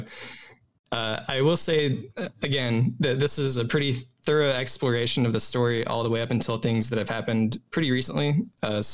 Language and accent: English; Huntsville, Alabama, United States; I'm from Huntsville, Alabama.